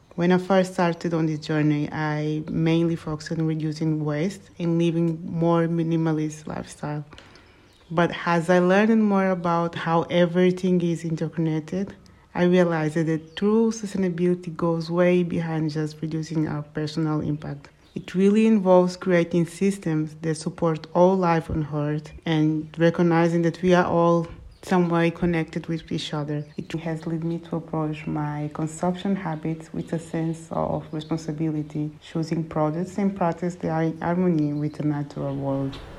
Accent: Portugal; also born or lived in Angola; my family moved to Portugal during the Angolan Civil War when I was six years old

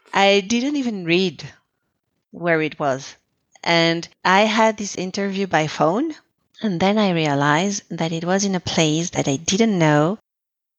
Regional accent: Colombia; moved away as an adult; also born or lived in Quebec, Canada / Lebanon; I was the psychologist who came from Colombia, so I was the immigrant

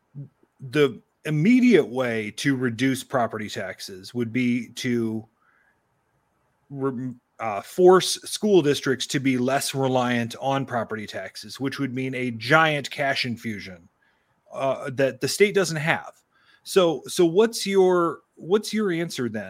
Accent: Iroquois County, Illinois, United States; I grew up in Iroquois County, right on the Indiana border

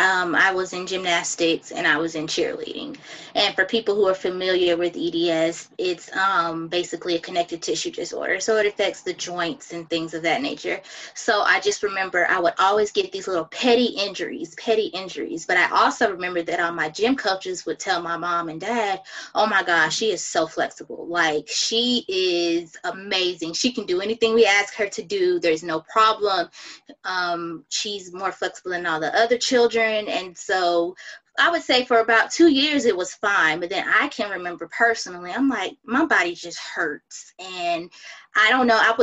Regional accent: Atlanta, Georgia, United States; now in Houston, United States; I'm from Atlanta

